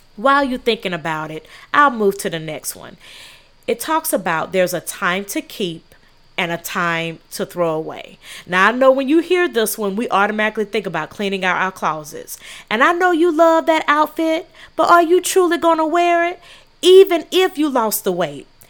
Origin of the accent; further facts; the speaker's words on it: South Carolina, United States; I'm from South Carolina